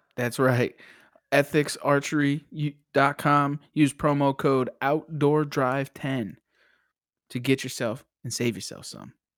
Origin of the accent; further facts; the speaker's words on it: Connecticut, United States; I'm from Connecticut